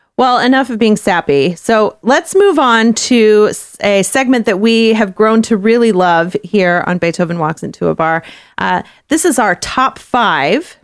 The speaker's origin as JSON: {"language": "English", "region": "Texas", "country": "United States", "moved": "yes", "lives_now": "Kansas City, United States", "said": "I am from Texas, where we like, we like our meats"}